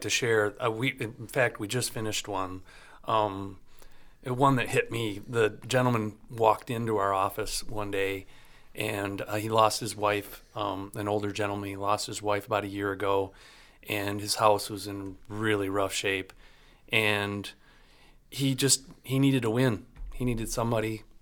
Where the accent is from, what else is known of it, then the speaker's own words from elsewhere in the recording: Leelanau County, Michigan, United States; family up in Leonauk County that the excavating company up there and cherry farmers